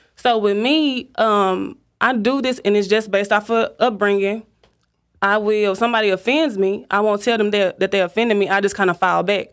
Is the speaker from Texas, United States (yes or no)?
yes; Dallas, Texas, United States; born and raised in Dallas